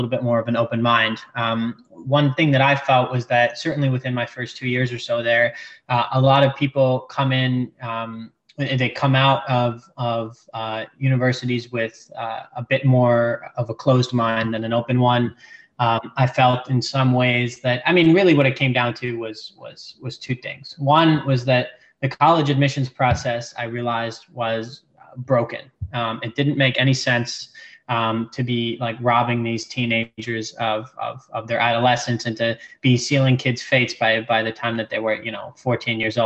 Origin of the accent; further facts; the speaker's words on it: New York City, New York, United States; also born or lived in France / Jordan; now in Australia; But primarily I'm from New York. I grew up in New York City